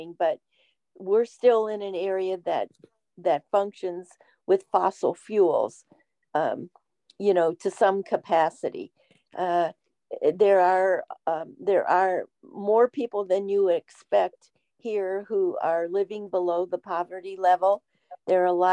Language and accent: English; Ohio, United States; moved away as an adult; now in West Virginia, United States; I was raised in Ohio, in the northern part of the Midwest